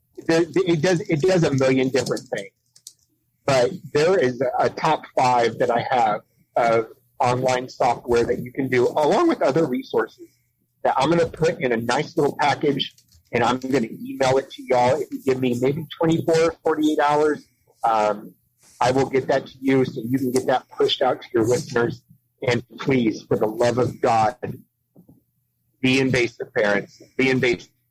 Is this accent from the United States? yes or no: yes; San Diego, California, United States; moved away; I was born in San Diego. Uh, I've been a city boy my whole life